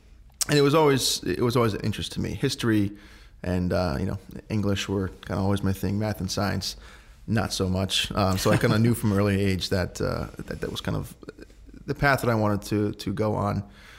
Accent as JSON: {"language": "English", "town": "Danbury", "region": "Connecticut", "country": "United States", "tie": "born or raised there", "said": "But yeah, my sister and I grew up here in Danbury, went through the public school systems, graduated in 2006 from Danbury High"}